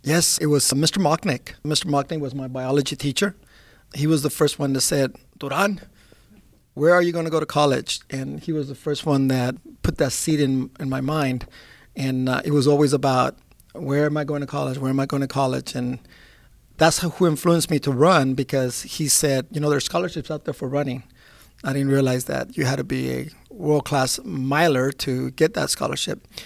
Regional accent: Alameda, California, United States; also born or lived in Long Beach, California; I grew up in Alameda, California, which is a naval base, and, uh, I was the only Mexican student, the only Spanish-speaking student.

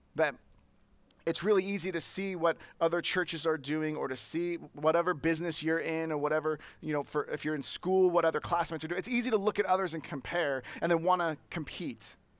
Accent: Santa Clara, California, United States; I grew up in Santa Clara

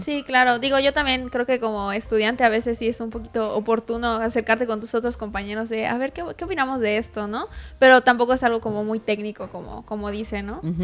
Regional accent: Yucatán, Mexico; nosotros como artistas yucatecos

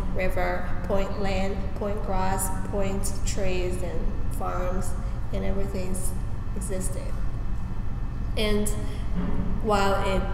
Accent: China; moved away; I'm from China, and I'm Chinese, and I'm Asian

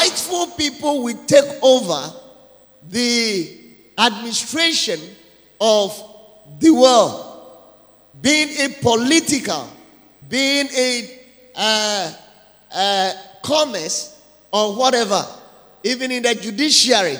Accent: Ada, Greater Accra, Ghana; I'm coming from Ada, and with a song also that we have there

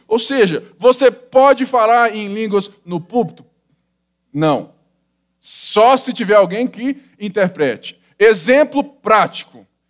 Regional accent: Brazil; nós somos brasileiros, né, latinos, sensitivos

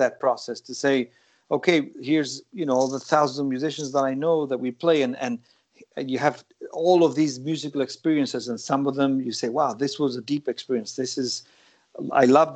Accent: Gibraltar; also born or lived in New York; now in United States; growing up in Gibraltar

